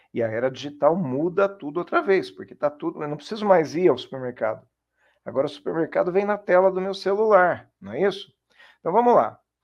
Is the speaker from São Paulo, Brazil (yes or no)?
yes; Jundiaí, São Paulo, Brazil; eu sou de Jundiaí